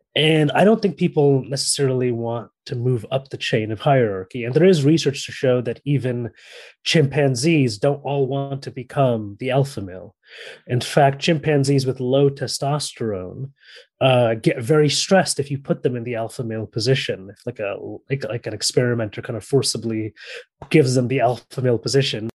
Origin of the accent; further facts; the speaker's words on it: San Francisco, California, United States; moved away as an adult; also born or lived in Paris / Barcelona; now in London, United Kingdom; I was born and raised in San Francisco, California